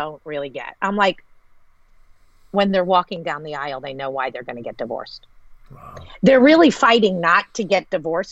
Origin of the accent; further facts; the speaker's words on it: United States; I'm American.